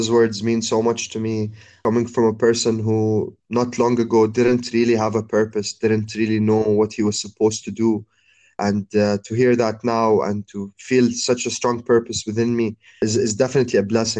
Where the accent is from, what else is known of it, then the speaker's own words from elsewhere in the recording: Abu Dhabi, United Arab Emirates; also born or lived in Jordan / Cairo; Like being a Middle Eastern man and growing up in Abu Dhabi, coming back to Jordan, and living all my life and studying in Cairo. So I spent most of my life in three really Arabic cities